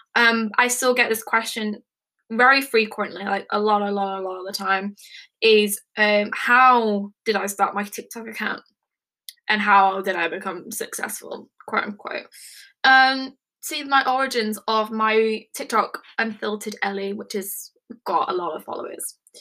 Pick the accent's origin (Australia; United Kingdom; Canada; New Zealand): United Kingdom; England; I am from England, United Kingdom